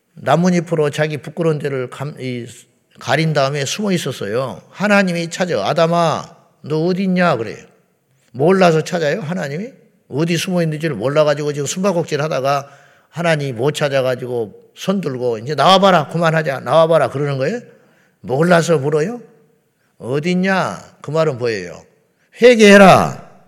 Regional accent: South Korea

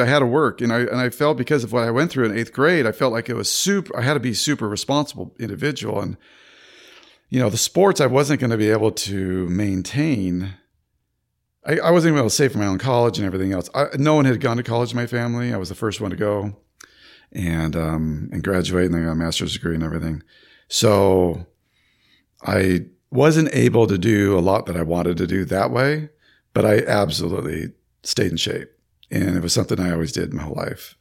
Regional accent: Sacramento, California, United States; moved away as an adult; now in Florida, United States; I was born in Sacramento, California, and um, I spent most of my life there.

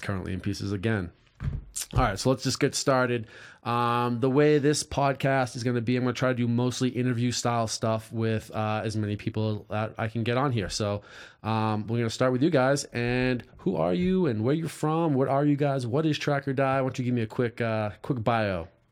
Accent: East Coast, United States; now in California, United States; I grew up on the East Coast

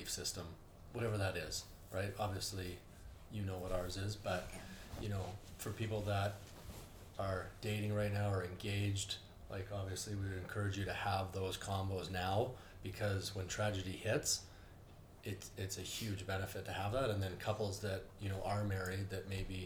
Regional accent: Canada; you're kind of raised growing up in Canada that your life is going to be somewhat okay and smooth

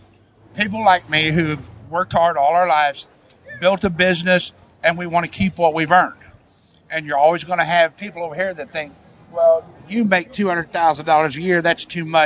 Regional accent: Fayette, Missouri, United States; born or raised there

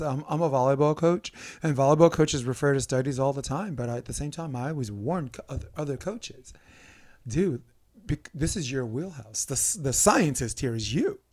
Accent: New York, United States; moved away; where I grew up in New York

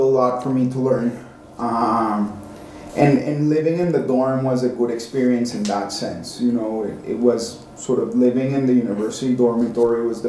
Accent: Cali, Valle del Cauca, Colombia; moved away as an adult; also born or lived in Washington, D.C., United States; now in Geneva, Switzerland; Life growing up in Cali was great

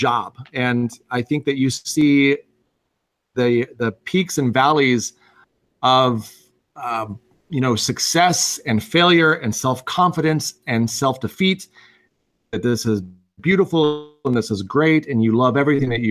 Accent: Missouri, United States; moved away; I grew up in Missouri, and I had a big gaming group that I absolutely adored back home

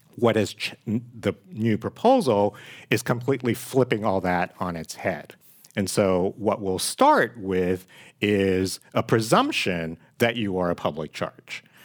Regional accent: San Francisco, California, United States; also born or lived in Hong Kong; I actually came on a passenger ship. from Hong Kong to San Francisco, um, at the age of three and grew up here in the city

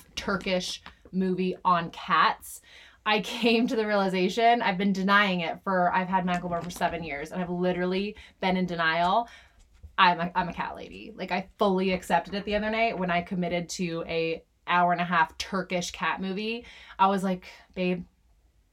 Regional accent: Washington, District of Columbia, United States; moved away as an adult; also born or lived in San Francisco / Chicago / Louisville; now in Omaha, United States; I am from Washington, D.C. Grew up, born and raised in D.C.

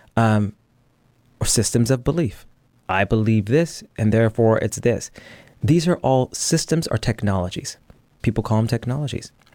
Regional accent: United States; I'm an American.

